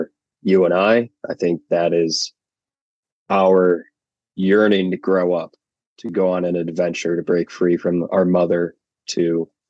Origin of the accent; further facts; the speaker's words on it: Chicago suburbs, Illinois, United States; Grew up and am in the Chicago suburbs